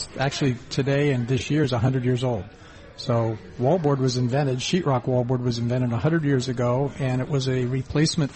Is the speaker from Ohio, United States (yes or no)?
yes; Ohio, United States; moved away as an adult; also born or lived in western Pennsylvania; I grew up in Ohio and western Pennsylvania area and drove out west